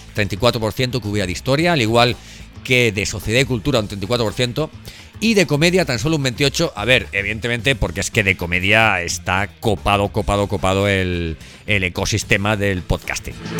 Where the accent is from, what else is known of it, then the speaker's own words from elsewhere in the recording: Spain; nuestro país